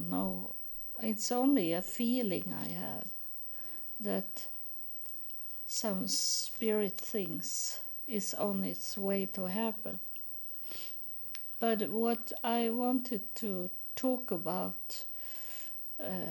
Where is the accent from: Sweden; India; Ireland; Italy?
Sweden; English is a second language; also born or lived in United States; I'm born in Sweden. I live in Sweden now